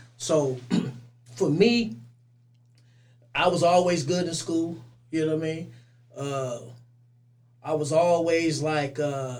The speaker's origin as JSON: {"language": "English", "town": "Oakland", "region": "California", "country": "United States", "tie": "born or raised there", "also_born_or_lived": "Richmond, California", "said": "My mother stayed in Richmond, but I grew up in North Oakland."}